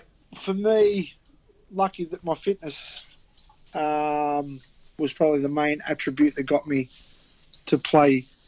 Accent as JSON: {"language": "English", "town": "Sydney", "region": "New South Wales", "country": "Australia", "tie": "born or raised there", "said": "We grew up in Newtown Police Boys"}